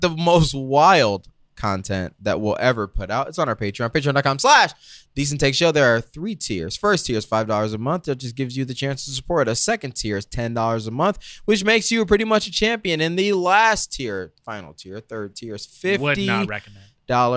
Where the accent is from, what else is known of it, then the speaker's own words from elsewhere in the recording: Georgia, United States; moved away; also born or lived in Detroit; I'm from Pistons. Georgia. Georgia originally